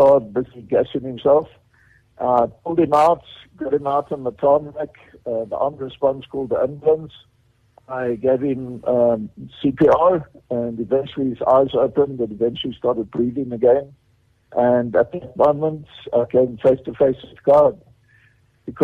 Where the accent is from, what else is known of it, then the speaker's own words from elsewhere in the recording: Cape Town, Western Cape, South Africa; also born or lived in Johannesburg / Alberton; I grew up in Cape Town